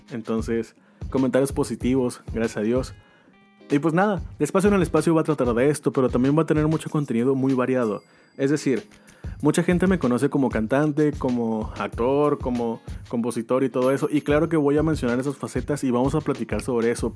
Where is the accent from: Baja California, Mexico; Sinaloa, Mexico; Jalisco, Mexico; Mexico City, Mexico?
Sinaloa, Mexico; Mazatlán; also born or lived in Guasave, Sinaloa; soy de aquí de Mazatlán, nacido en Guasave, Sinaloa